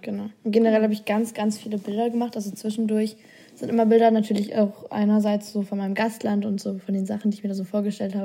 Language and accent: German; Germany; also born or lived in Australia; Deutschland aufgetragen, also das eigene Land, wo ich herkomme